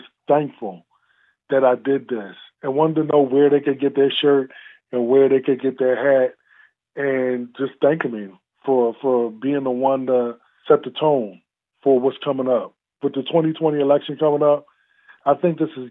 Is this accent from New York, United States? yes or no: no; Philadelphia, Pennsylvania, United States; moved away as an adult; now in Johnstown, United States; Growing up in Philadelphia